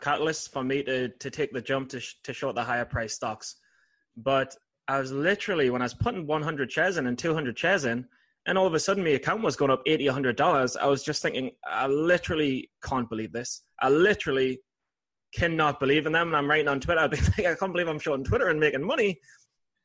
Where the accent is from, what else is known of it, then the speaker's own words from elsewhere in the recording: England, United Kingdom; I'm from England.